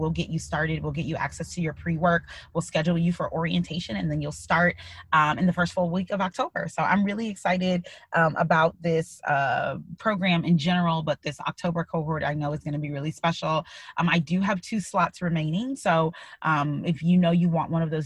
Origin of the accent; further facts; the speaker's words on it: Midwest, United States; moved away as an adult; also born or lived in Illinois; now in Pennsylvania, United States; growing up in the Midwest